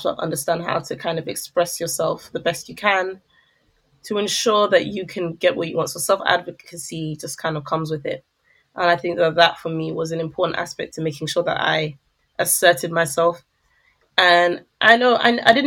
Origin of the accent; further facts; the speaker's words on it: London, United Kingdom; I enjoyed growing up in London in the early 2000s